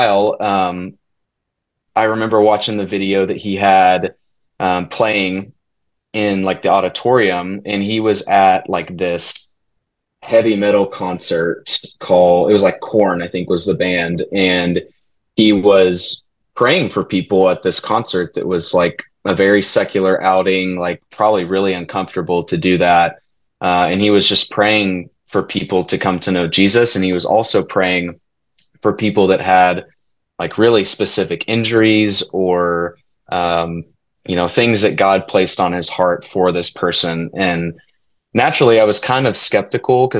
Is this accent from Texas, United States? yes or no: yes; Keller, Texas, United States; also born or lived in Fort Worth, Texas / Abilene, Texas; I was born in Fort Worth and I grew up in Keller, went to Keller schools pretty much my whole life